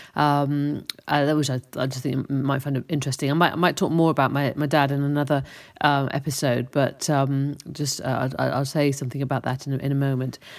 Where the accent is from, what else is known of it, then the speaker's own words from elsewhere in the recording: Cheltenham, South West England, United Kingdom; moved away; my hometown in Cheltenham